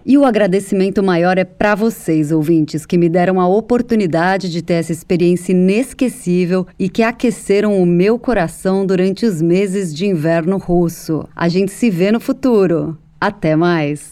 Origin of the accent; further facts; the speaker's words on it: Brazil; now in Moscow, Russia; minha terra natal, de onde eu tenho tantas saudades